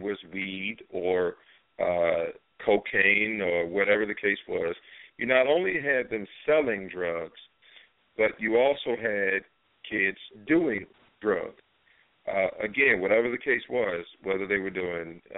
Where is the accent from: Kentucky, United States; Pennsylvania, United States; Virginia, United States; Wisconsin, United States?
Virginia, United States; Norfolk; So I grew up in Norfolk, Virginia.